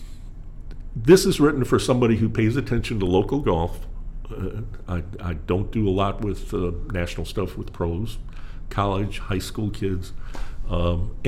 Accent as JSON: {"language": "English", "town": "Milwaukee", "region": "Wisconsin", "country": "United States", "tie": "born or raised there", "also_born_or_lived": "Jacksonville, Florida / Spartanburg, South Carolina", "moved": "as an adult", "lives_now": "South Carolina, United States", "said": "I grew up in Wisconsin in Milwaukee, yep. I was just a kid there. South side of Milwaukee."}